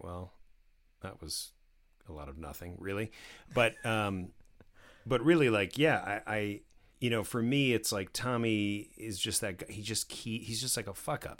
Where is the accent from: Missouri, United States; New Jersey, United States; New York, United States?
New Jersey, United States; I grew up in New Jersey